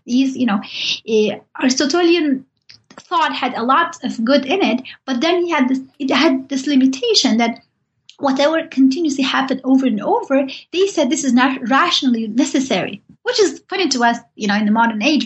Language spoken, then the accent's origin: English; Turkey; I'm from Turkey